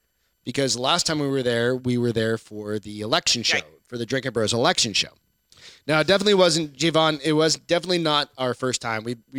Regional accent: New Hampshire, United States; I grew up in New Hampshire and it sucks.

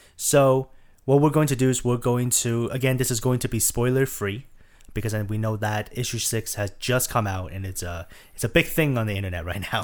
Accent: Taiwan; I'm from Taiwan

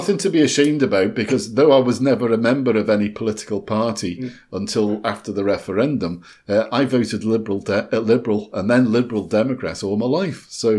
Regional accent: Liverpool, North West England, United Kingdom; now in Scotland; because I'm originally from Liverpool

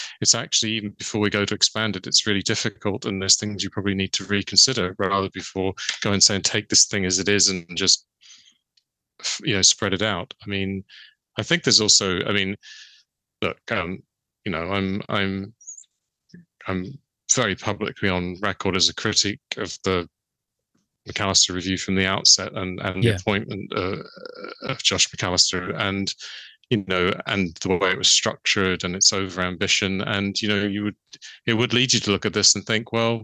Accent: London, United Kingdom; moved away as an adult; now in Northern Ireland, United Kingdom; I grew up in London, but I've been here, it's getting close to 40 years

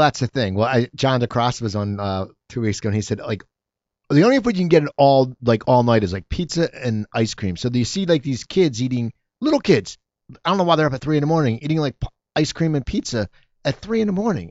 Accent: Cherry Hill, New Jersey, United States; moved away; I grew up in Cherry Hill, a Jewish town.

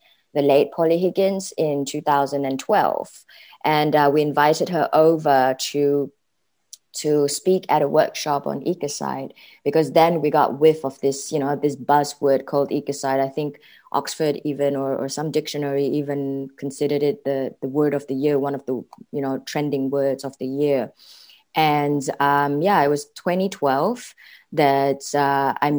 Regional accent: Malaysia; moved away as an adult; now in The Hague, Netherlands; I'm a Malaysian living in The Hague, the Netherlands.

